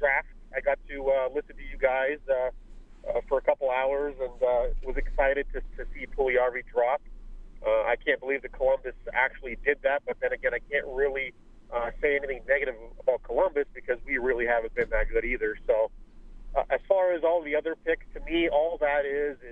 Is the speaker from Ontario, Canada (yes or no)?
yes; Windsor, Ontario, Canada; now in Phoenix, United States; my hometown of Windsor, Ontario